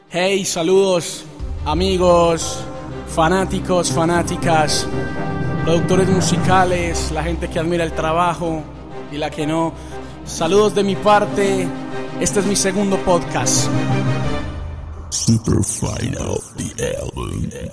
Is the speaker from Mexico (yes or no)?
no; Colombia; soy colombiano y orgulloso de ser colombiano